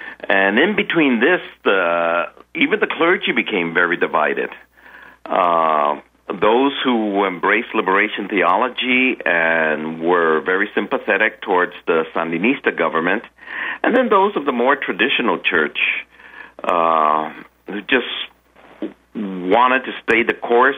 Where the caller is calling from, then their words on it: Panama; I'm calling from Panama. That's where I reside now.